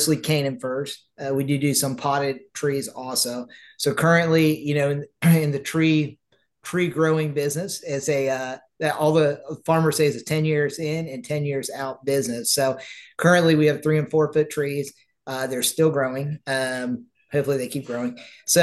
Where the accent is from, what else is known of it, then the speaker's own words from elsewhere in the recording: Southern Indiana, United States; moved away as an adult; now in Miami County, Indiana, United States; I grew up in Southern Indiana, and I worked on a Christmas tree farm growing up